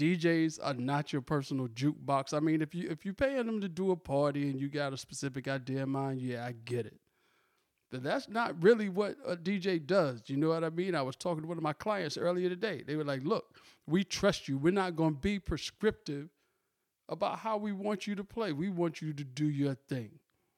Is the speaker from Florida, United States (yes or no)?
no; Virginia, United States; Shout out to Virginia, my hometown.